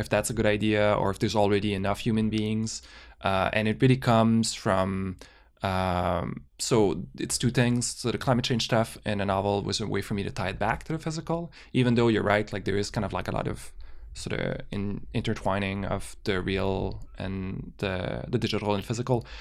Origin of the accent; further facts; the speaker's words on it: Canada; we're Canadian